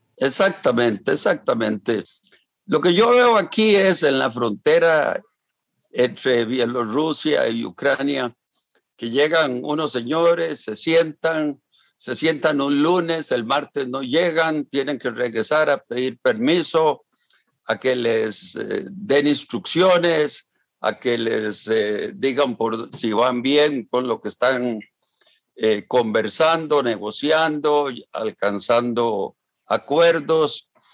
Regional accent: Costa Rica; yo como costarricense

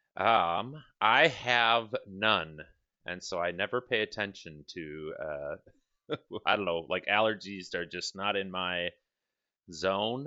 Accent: Milwaukee, Wisconsin, United States; moved away; I'm originally from Milwaukee.

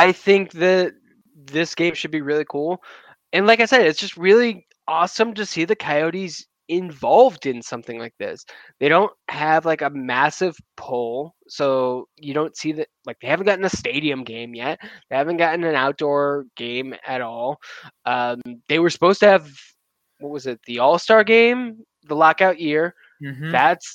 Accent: New York, United States; I'm from New York

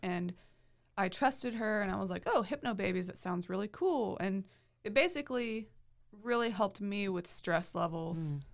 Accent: Hewitt, Texas, United States; I'm from the Waco area. I grew up in Hewitt

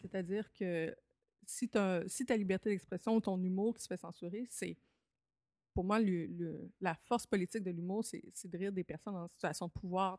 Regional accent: Lévis, Quebec, Canada; moved away; à Lévis, Québec, là, entre 5 et 18 ans

